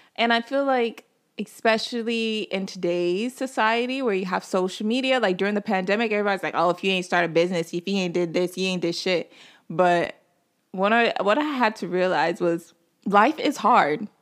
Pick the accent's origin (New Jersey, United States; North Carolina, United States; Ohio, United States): North Carolina, United States; moved away as an adult; also born or lived in Nigeria (ancestry); now in Brooklyn, New York, United States; I'm Nigerian. I was raised in North Carolina, but I currently live in Brooklyn, New York